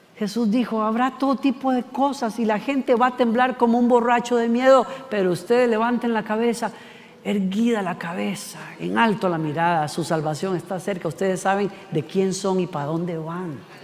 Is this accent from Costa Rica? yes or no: yes; Costa Rica; Ticos somos los costarricenses